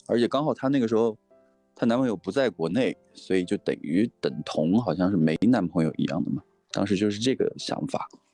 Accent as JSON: {"language": "Chinese", "town": "Changsha", "region": "Hunan", "country": "China", "moved": "yes", "lives_now": "Beijing, China", "said": "没有搬，我现在还是在北京，但是我是长沙人，所以最近在，在家里"}